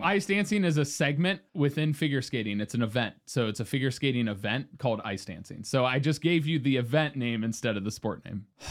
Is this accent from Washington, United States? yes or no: no; Cincinnati, Ohio, United States; I'm from Cincinnati